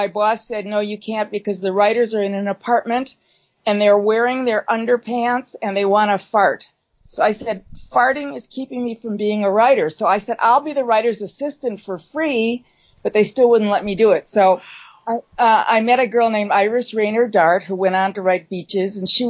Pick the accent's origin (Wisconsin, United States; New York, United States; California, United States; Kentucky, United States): Wisconsin, United States; Milwaukee; moved away as an adult; now in Los Angeles, United States; I'm from Milwaukee, Wisconsin, which is not Minneapolis, Minnesota